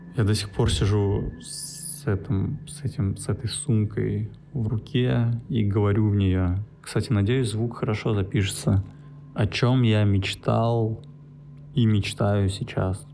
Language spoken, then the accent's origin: Russian; Saint Petersburg, Russia; moved away as an adult; now in Bali, Indonesia; я родился в Питере, в Купчино, если интересно. И свое детства до 10 лет я провел в центре Петербурга в общаге.